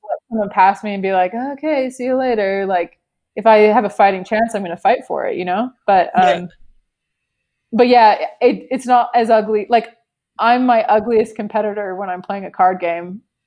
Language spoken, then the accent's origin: English; Canada; moved away; we're from Canada originally